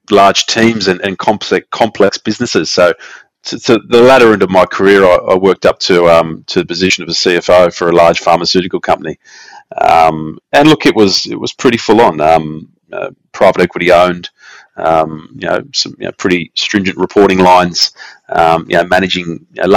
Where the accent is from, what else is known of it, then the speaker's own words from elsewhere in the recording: Sydney, New South Wales, Australia; I grew up in the southwest of Sydney. In the suburbs of in and around Fairfield and further on down in Liverpool.